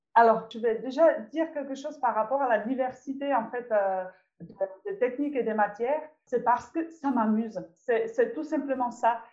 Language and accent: French; Czechia; French is a second language; moved away as an adult; now in France; je, suis née et j'ai grandi en République tchèque